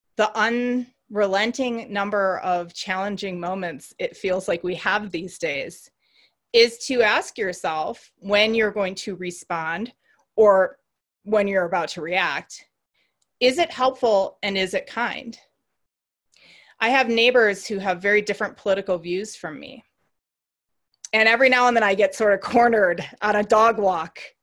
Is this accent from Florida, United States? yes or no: no; Racine, Wisconsin, United States; I grew up in Racine, Wisconsin